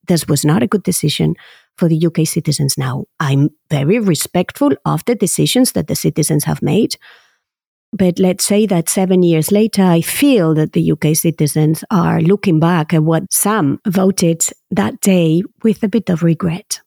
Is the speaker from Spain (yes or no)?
yes; Basque Country, Spain; moved away as an adult; now in Paris, France; I was born in the Basque Country